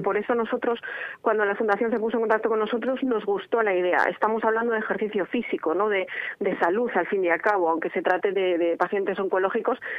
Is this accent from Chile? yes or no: no; Spain; somos españoles